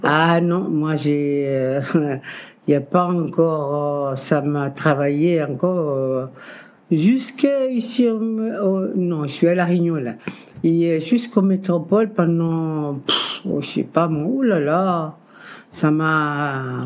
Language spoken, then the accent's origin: French; Dakar, Senegal; moved away as an adult; also born or lived in Cape Verde; now in France; Je suis né au Cap Vert et je suis partie après au Sénégal, Dakar Sénégal en Afrique, évidemment, avec ma tante